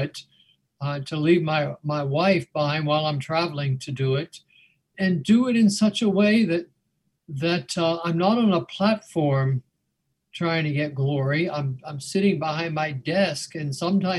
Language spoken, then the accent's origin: English; Mason, Ohio, United States; now in Wake Forest, United States; I grew up in Mason